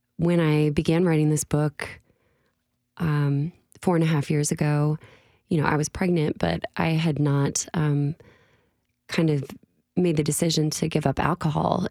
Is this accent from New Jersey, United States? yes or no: no; Illinois, United States; born or raised there; moved away as an adult; now in Nashville, United States